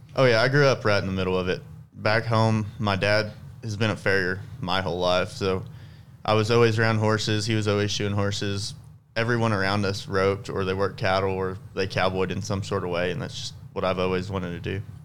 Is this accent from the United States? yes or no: yes; South Texas, United States; I'm from South Texas